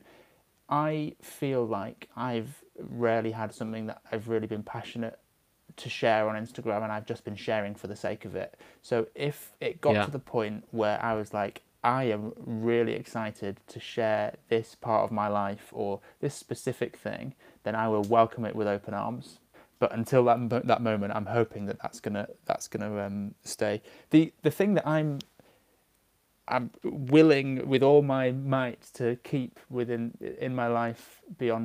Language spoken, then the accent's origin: English; Manchester, North West England, United Kingdom; moved away; I'm from Manchester originally